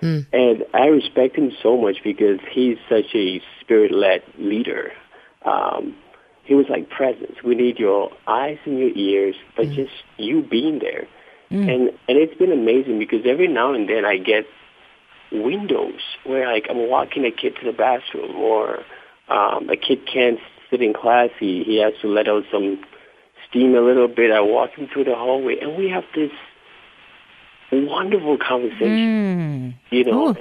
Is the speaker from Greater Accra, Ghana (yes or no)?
yes; Accra, Greater Accra, Ghana; moved away; I was raised in Accra